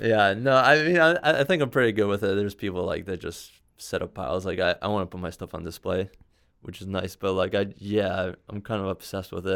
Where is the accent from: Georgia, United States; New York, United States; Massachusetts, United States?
New York, United States; New York City; moved away; also born or lived in Bronx; I was born in Manhattan. I, I, I spent some time in the Bronx when I was younger